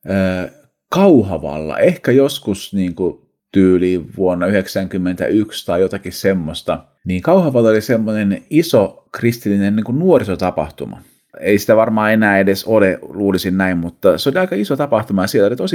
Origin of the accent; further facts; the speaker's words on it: Seinäjoki, South Ostrobothnia, Finland; also born or lived in Kankaanpää; Olen siis syntynyt Kankaan päässä ää, vuonna 1975 kauan aikaa sitten, mutta aloitin koulut Seinäjoella.